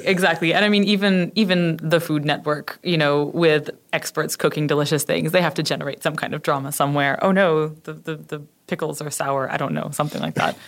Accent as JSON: {"language": "English", "country": "Canada", "also_born_or_lived": "United Kingdom", "moved": "as an adult", "said": "I'm Canadian, and I went to, uh, live in the U K for six years"}